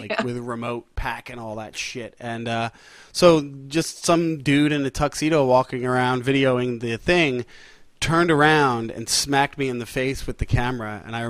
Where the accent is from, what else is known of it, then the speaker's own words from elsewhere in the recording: Long Island, New York, United States; I grew up on Long Island.